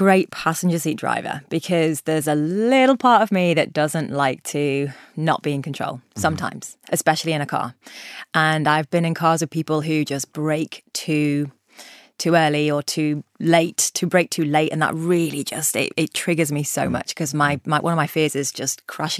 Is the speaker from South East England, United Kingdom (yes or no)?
no; Liverpool, North West England, United Kingdom; I mean, we're both from Liverpool, so.